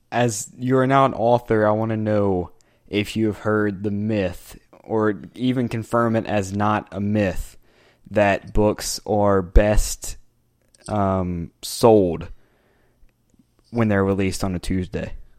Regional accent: United States; I'm an American soccer journalist

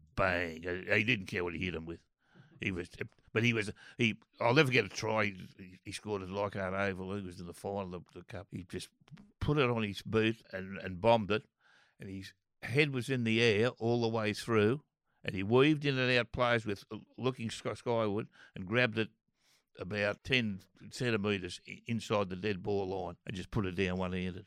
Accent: Old Bar, New South Wales, Australia; moved away as an adult; also born or lived in Maxwell / Taree / Beacon Hill; now in Sydney, Australia; I was born in Maxwell and grew up at Old Bar Beach and I went to school in Taree

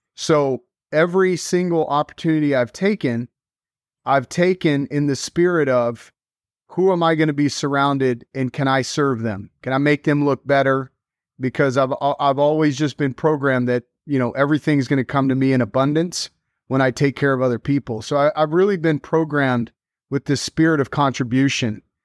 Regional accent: Dallas, Texas, United States; moved away as an adult; also born or lived in New York City; I grew up in Dallas, born and raised there

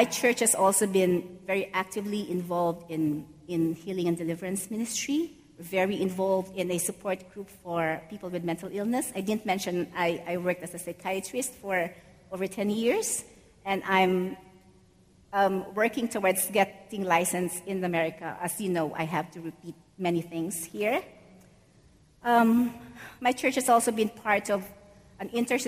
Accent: Philippines; moved away as an adult; now in New York City, United States; I grew up in the Philippines, and I came to New York City in 2012

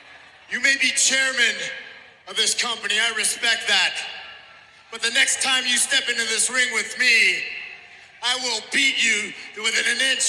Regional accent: Edmonton, Alberta, Canada; my hometown, Edmonton, Alberta, Canada

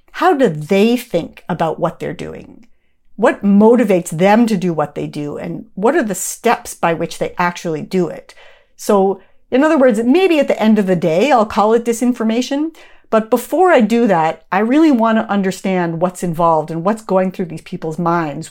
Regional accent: Canada; moved away; I'm from Canada originally

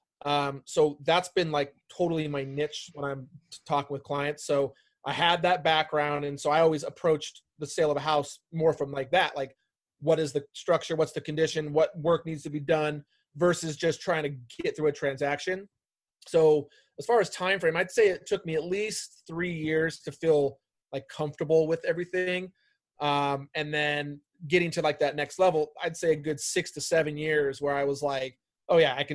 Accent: Bay Area, California, United States; moved away as an adult; also born or lived in Arizona; I'm originally from the Bay Area.

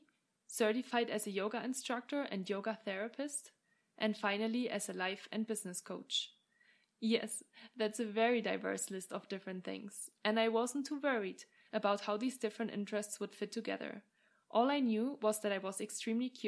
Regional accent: Germany; moved away as an adult; also born or lived in England / France / Australia / Ireland; now in Lake Tahoe, United States; I hail from Germany and have studied, worked, and lived in many different countries over the past 10 years

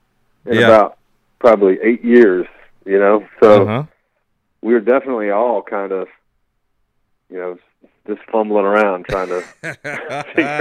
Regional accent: Virginia, United States; I grew up in Virginia

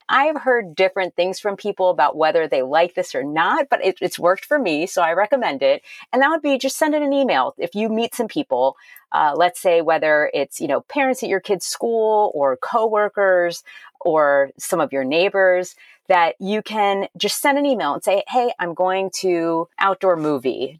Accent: Miami, Florida, United States; also born or lived in Massachusetts / Maryland / Ohio / California; now in Wilmette, United States; I'm originally from Miami, Florida, but we lived in Massachusetts, Maryland, Ohio, California, Illinois, Tennessee, and then we moved back to Illinois

